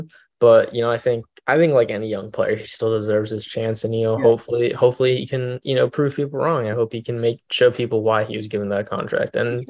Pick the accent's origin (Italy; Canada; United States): United States; Florida; I'm from Florida